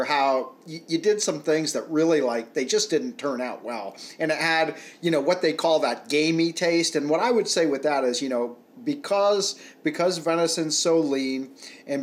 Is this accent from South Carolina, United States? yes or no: no; Rhode Island, United States; moved away as an adult; now in Pennsylvania, United States; I grew up in Rhode Island